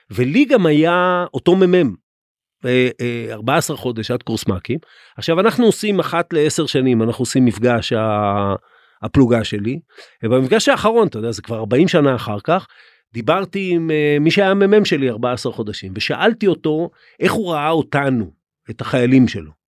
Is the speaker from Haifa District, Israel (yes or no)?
yes; Krayot, Haifa District, Israel; אני בכלל גדלתי בקריות.